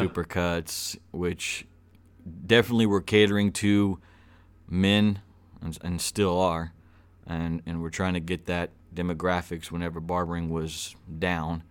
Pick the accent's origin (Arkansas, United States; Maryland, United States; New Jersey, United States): Arkansas, United States; Little Rock; also born or lived in Los Angeles, California / Glendale, California / Pasadena, California; now in Bryant, United States; I was born in Little Rock. I'm a true niner, Southwest. Uh, grew up in, uh, off of Maple Bluff